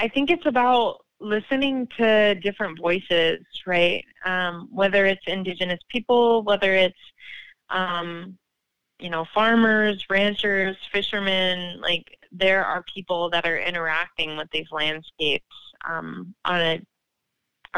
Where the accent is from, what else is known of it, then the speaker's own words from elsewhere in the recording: Pacific Northwest, United States; moved away; I was raised in the Pacific Northwest